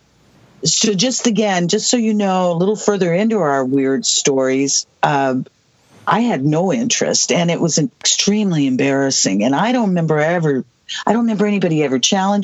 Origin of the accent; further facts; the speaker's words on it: Southwest, United States; I'm from the Southwest, and I am a late 1950s baby.